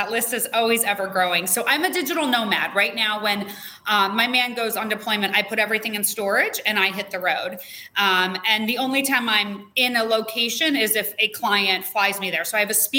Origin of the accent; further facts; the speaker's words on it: Las Vegas, Nevada, United States; now in Tamarindo, Costa Rica; Born and raised in Vegas. I know, one of the few.